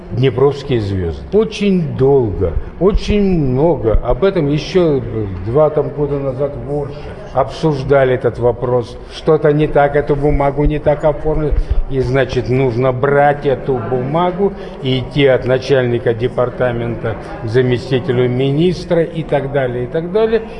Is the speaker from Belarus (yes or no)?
yes; Belarus; Мы же белорусы, мы соседняя страна